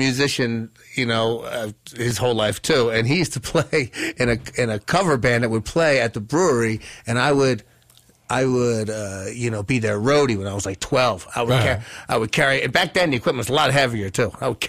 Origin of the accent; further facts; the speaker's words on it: Clayton, New Jersey, United States; My hometown's Clayton, right next door to Glassboro.